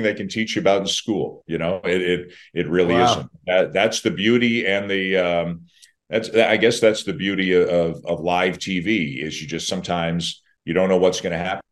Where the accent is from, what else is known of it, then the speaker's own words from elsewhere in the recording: Canada; I'm Canadian